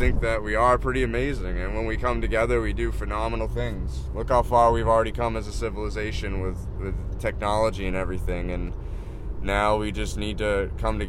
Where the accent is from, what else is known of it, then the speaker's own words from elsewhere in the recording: East Coast, United States; moved away as an adult; I'm born and raised in the East Coast.